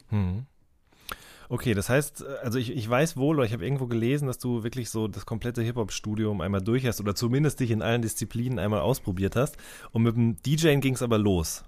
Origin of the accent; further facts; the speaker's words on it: the Ruhr border area near Unna, North Rhine-Westphalia, Germany; Ich komme direkt aus der Ecke